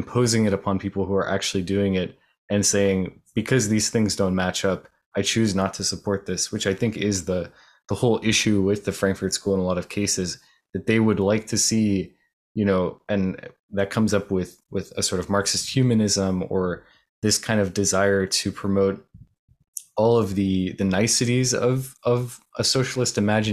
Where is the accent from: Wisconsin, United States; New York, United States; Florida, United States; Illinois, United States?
Florida, United States; outside of Miami, South; I grew up outside of Miami in South Florida